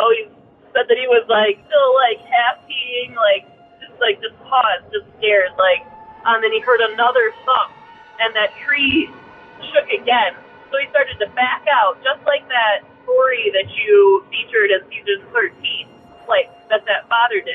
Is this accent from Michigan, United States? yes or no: yes; Michigan, United States; moved away as an adult; now in Oregon, United States; I'm from Michigan